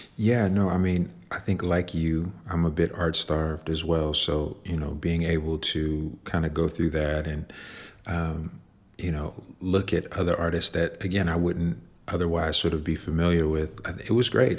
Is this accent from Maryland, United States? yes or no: no; Chicago, Illinois, United States; I grew up in Chicago